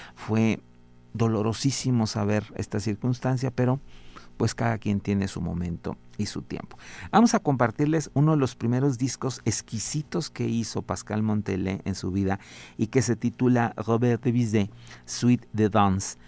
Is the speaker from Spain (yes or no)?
no; Mexico; siempre nos dará un gran orgullo como mexicanos